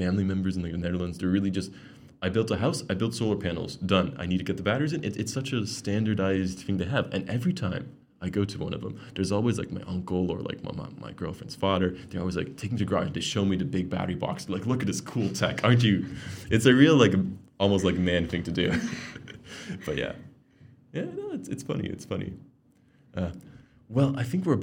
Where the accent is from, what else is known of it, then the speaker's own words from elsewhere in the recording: Canada; moved away; I grew up in Canada